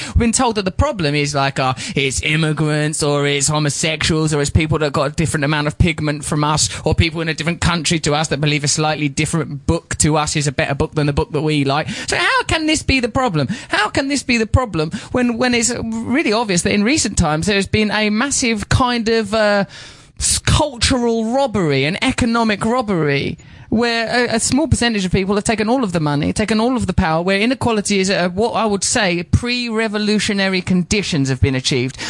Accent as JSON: {"language": "English", "town": "Grays", "region": "East of England", "country": "United Kingdom", "moved": "yes", "said": "I'm from a place called Grays in Essex"}